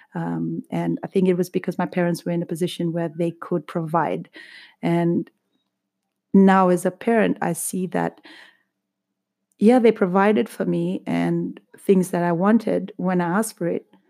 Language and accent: English; Fiji; now in United Kingdom; growing up in Fiji